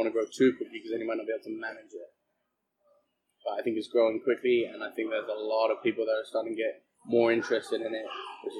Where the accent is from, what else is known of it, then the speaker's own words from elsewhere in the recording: England, United Kingdom; Well, I'm English, so I guess I guess it doesn't matter.